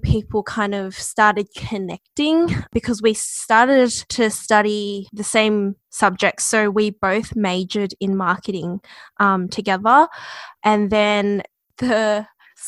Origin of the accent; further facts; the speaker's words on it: Melbourne, Victoria, Australia; I'm from the West